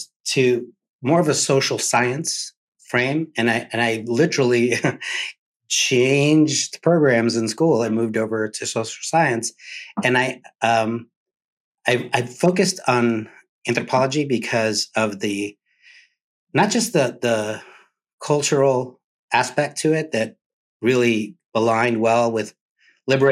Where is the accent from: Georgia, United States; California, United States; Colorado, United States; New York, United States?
California, United States; San Diego; moved away; also born or lived in Miami, Florida / Cuba (ancestry); that child of Cuban refugees growing up in San Diego, California, and later in Miami